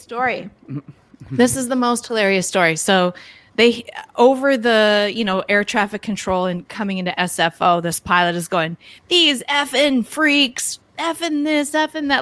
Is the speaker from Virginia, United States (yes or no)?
no; Minnesota, United States; moved away; I'm originally from Minnesota